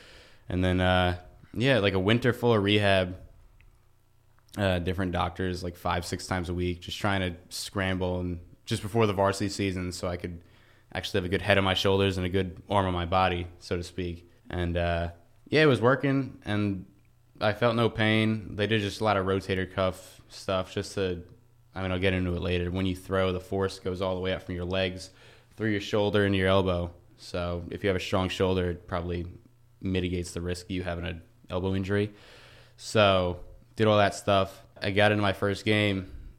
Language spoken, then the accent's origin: English; Lindenhurst, New York, United States; So I am from Long Island, New York, right? A little town called Lindenhurst.